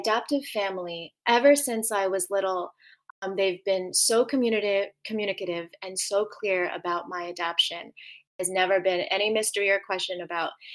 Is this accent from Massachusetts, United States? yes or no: no; Connecticut, United States; also born or lived in Busan, South Korea; I currently live in Connecticut, actually where I was raised predominantly and have lived for the most of my life.